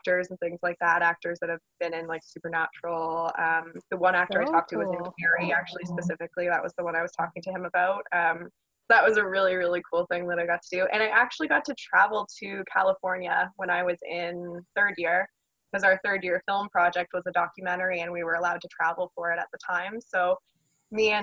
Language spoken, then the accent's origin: English; Niagara, Ontario, Canada; I'm local, so I'm from Niagara. I went to Sir Winston Churchill